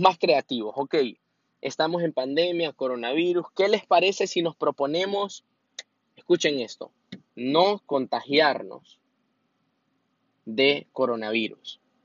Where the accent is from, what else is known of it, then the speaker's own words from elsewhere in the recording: Honduras; soy hondureño